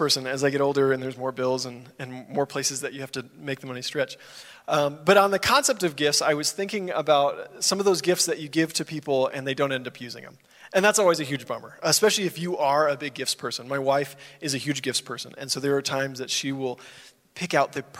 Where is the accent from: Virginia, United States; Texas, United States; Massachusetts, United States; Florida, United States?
Texas, United States; Dallas; I grew up in the Dallas area of Texas